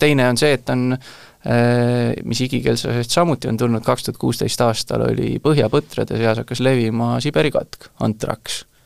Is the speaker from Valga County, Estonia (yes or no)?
no; Tallinn, Harju County, Estonia; sünnilt olen Tallinnast, hetkel elan Tallinnast kaugemal